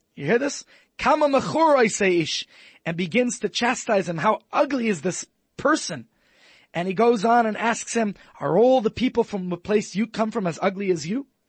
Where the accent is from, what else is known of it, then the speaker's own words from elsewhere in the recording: United States; moved away; As an American